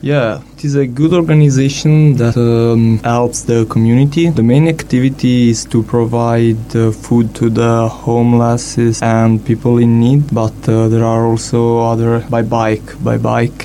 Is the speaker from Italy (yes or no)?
yes; Italy; I'm from Italy